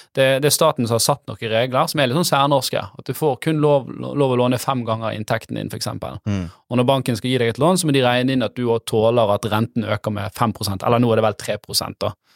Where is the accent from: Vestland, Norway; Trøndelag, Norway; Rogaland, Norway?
Vestland, Norway; Bergen; jeg er fra Bergen vest